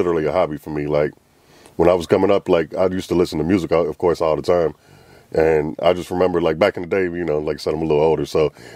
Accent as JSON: {"language": "English", "town": "Lexington", "region": "Kentucky", "country": "United States", "tie": "born or raised there", "also_born_or_lived": "Atlanta, Georgia", "moved": "as an adult", "said": "I'm from the north side of Lexington"}